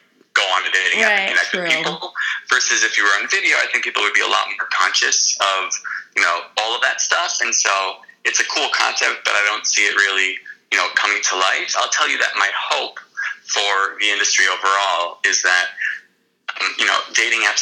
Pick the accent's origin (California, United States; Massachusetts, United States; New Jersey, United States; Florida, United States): Florida, United States; Miami Beach; moved away as an adult; also born or lived in Boston / New York City; I grew up in Miami Beach, Florida